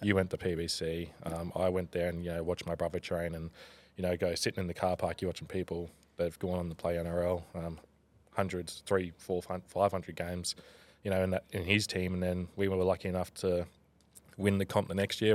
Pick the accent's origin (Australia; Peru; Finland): Australia; Tweed Heads, New South Wales; also born or lived in Gold Coast, Queensland / Canberra / Brisbane; I'm a proud Bungeelung man from Tweed Heads.